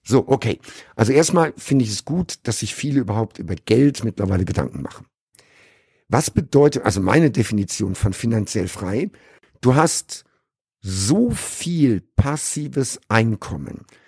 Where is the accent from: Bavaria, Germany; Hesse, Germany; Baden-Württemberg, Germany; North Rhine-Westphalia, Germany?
North Rhine-Westphalia, Germany; Sauerland; moved away as an adult; also born or lived in Caribbean; now in Dubai, United Arab Emirates; ich bin im Sauerland groß geworden